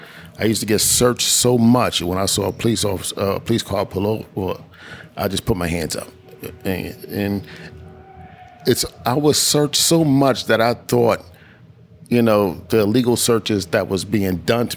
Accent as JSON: {"language": "English", "town": "New York City", "region": "New York", "country": "United States", "tie": "born or raised there", "said": "I was born and raised in East New York."}